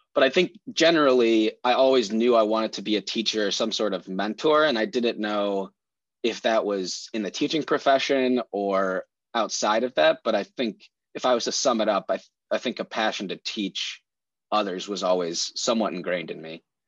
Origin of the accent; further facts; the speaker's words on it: Oak Park, Illinois, United States; I grew up in Oak Park.